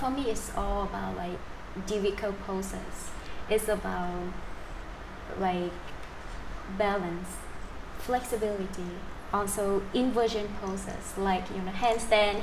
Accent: near Da Lat, Central Highlands of Vietnam, Lâm Đồng, Vietnam; my hometown in which nearby Dala City in Central Highland of Vietnam.

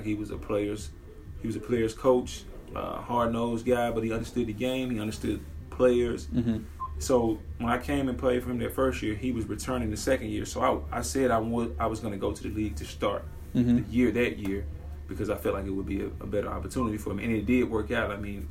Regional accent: Jackson, Mississippi, United States; moved away as an adult; now in Dallas, United States; I'm from Jackson, Mississippi

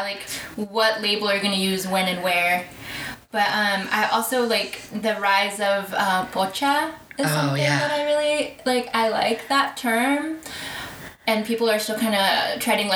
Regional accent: Mexico; moved away; I was born in Mexico

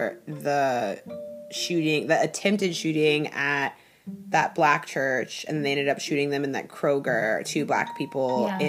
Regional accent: Stuart, Florida, United States; moved away as an adult; also born or lived in Seattle, Washington; now in Los Angeles, United States; I live in LA. I'm from Seattle. I grew up in Florida. Basically, I grew up in both places.

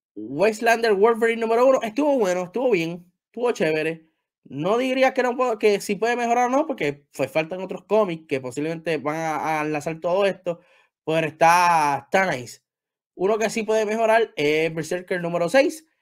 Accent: Puerto Rico; Yo soy de Puerto Rico

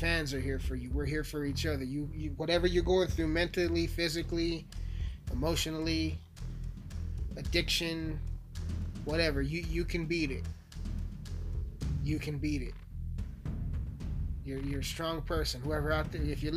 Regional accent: Colorado, United States; I'm from Colorado

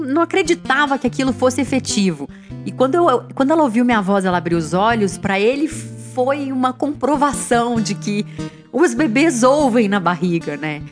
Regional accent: Belo Horizonte, Minas Gerais, Brazil; moved away; eu sou de Belo Horizonte

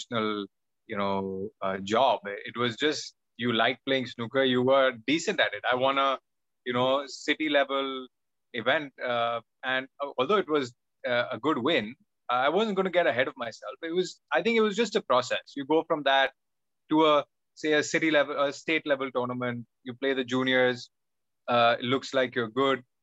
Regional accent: Mumbai, Maharashtra, India; I was in Don Bosco in Mumbai, which is very famous for its football team

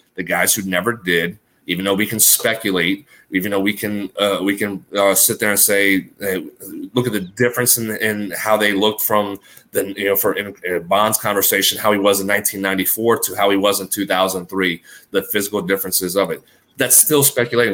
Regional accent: New Orleans, Louisiana, United States; Growing up in New Orleans, we had the New Orleans Zephyrs

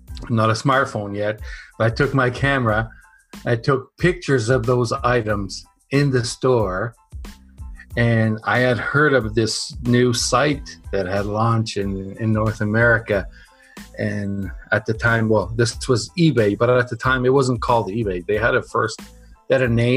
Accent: Portugal; moved away; also born or lived in Canada; I was born in Canada, but then moved to Europe when I was five. And because it was so nice there where we were in Portugal, I stayed there for 25 years.

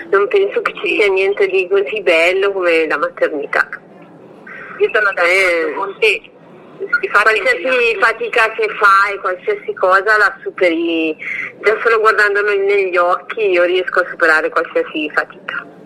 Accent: Domodossola, Piedmont, Italy; born there; Allora, sono nata a Domodossola, sono del 75, sono nata il 9 agosto del 75 e sono mamma di un bimbo di 13 anni.

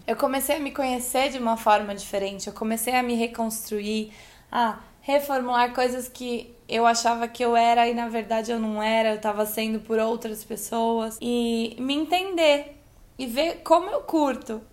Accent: Brazil; moved away as an adult; also born or lived in São Paulo / Australia; eu sou brasileira pra caramba

